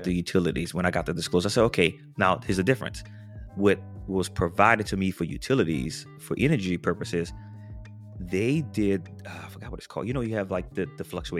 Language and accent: English; New Orleans, Louisiana, United States; Now, I grew up in New Orleans. Hurricanes happen all the time. New Orleans is also below sea level.